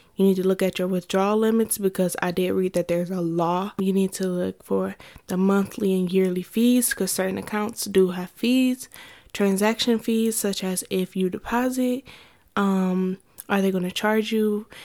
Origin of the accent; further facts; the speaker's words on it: Ohio, United States; So I'm from Ohio